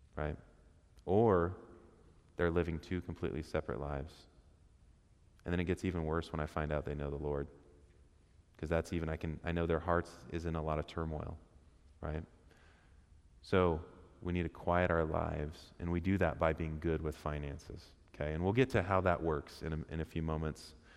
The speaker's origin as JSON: {"language": "English", "town": "Portland", "region": "Oregon", "country": "United States", "said": "we're from Portland"}